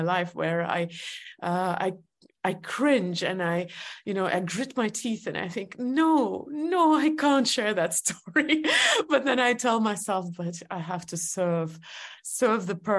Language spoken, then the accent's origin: English; Estonia; English is a second language; moved away as an adult; also born or lived in New York; I was born in Soviet Union